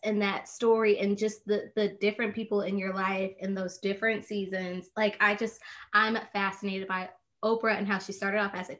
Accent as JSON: {"language": "English", "town": "Indianapolis", "region": "Indiana", "country": "United States", "tie": "born or raised there", "moved": "as an adult", "lives_now": "Northeast Ohio, United States", "said": "I was born and raised in Indianapolis, Indiana. Mm-hmm. And when I got married almost 5 years ago, that's what brought us here to Northeast Ohio."}